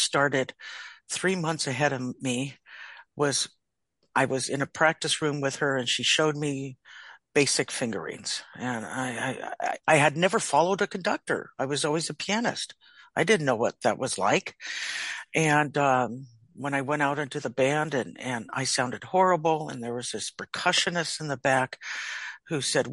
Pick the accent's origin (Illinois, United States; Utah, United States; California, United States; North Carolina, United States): California, United States; Orinda; I am from the San Francisco Bay Area. I grew up in a town called Arinda, which is in the East Bay